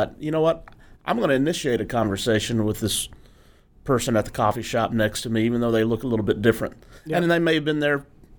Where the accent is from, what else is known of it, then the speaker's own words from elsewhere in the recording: Arkansas, United States; I grew up in Arkansas